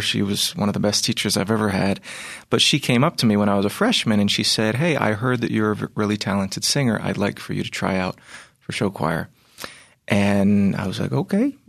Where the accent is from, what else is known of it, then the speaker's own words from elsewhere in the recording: Virginia, United States; I was raised in Virginia